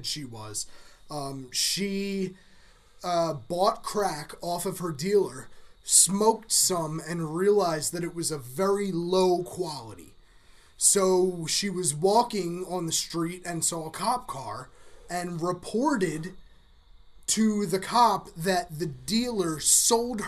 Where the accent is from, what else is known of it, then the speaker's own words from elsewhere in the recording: New Jersey, United States; We're from New Jersey and it is flat here